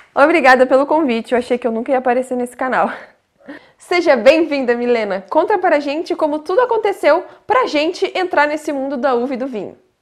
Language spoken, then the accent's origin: Portuguese; near Urupema, Santa Catarina, Brazil; moved away; also born or lived in Malicuia (unclear ASR); Urupema é a cidade muito próxima à minha cidade natal